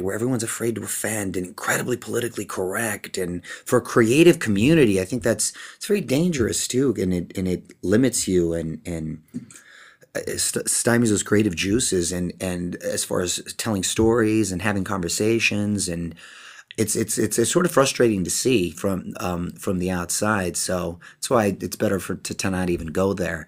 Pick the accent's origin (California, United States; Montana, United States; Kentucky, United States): California, United States; Chula Vista; moved away as an adult; now in Los Angeles, United States; I'm a kid from Chula Vista, which is a couple hours south, border town, there to Tijuana in Mexico